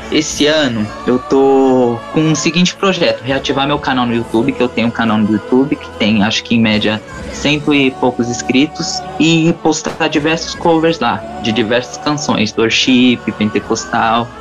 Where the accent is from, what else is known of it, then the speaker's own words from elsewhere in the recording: São Paulo, Brazil; Eu sou de São Paulo, capital, e tenho 16 anos